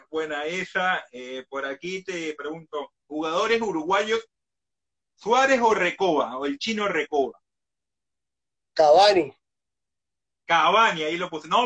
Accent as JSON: {"language": "Spanish", "region": "Cajamarca", "country": "Peru", "tie": "born or raised there", "said": "Cajamarca. Mi tierra, la de, la, de los Colorados."}